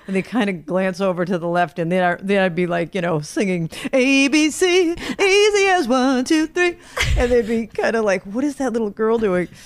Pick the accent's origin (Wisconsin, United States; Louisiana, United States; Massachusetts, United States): Massachusetts, United States; Brockton; I grew up in Brockton